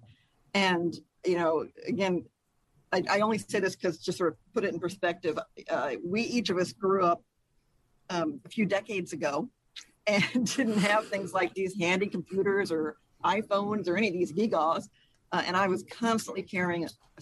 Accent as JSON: {"language": "English", "region": "Texas", "country": "United States", "tie": "born or raised there", "also_born_or_lived": "Wisconsin", "moved": "as an adult", "lives_now": "California, United States", "said": "I was born in Wisconsin, grew up in Texas"}